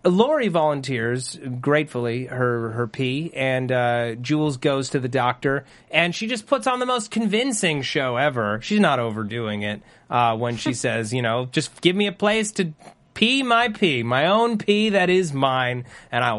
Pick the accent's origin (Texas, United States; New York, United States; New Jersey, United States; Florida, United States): New Jersey, United States; I grew up in New Jersey.